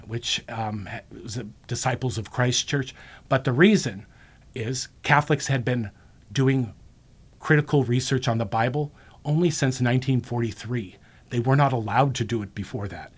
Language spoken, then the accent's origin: English; Monterey Park, California, United States; I grew up in Monterey Park, which is about eight miles east of Loyola High School